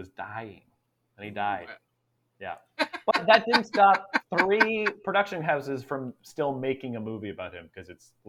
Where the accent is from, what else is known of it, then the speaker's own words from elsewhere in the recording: Canada; But I'm from Canada.